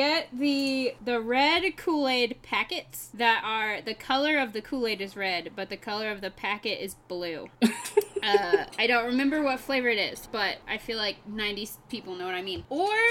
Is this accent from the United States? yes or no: yes; the South, United States; accent: southern; I just hide my accent really well. If I drink a lot on this podcast at one point, you will find out just how southern I am.